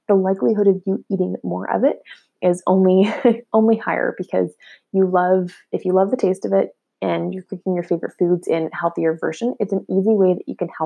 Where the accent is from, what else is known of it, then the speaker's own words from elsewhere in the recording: Ottawa, Ontario, Canada; I'm personally from Ottawa